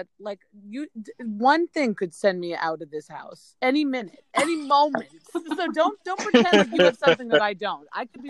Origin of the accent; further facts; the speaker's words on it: New Jersey, United States; I'm like the epitome of just like Jersey trashy